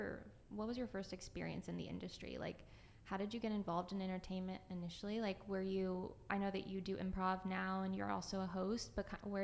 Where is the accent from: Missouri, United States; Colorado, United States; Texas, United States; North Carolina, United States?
Missouri, United States; St. Louis; I'm from St. Louis